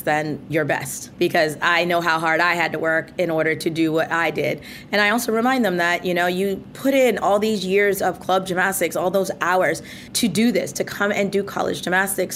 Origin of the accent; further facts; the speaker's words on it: Mount Vernon, New York, United States; where I grew up in Mount Vernon, New York